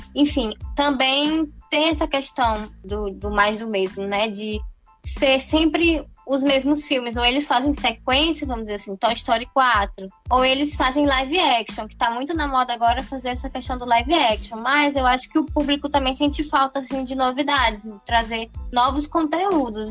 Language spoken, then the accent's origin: Portuguese; Natal, Rio Grande do Norte, Brazil; sou daqui de Natal, Rio Grande do Norte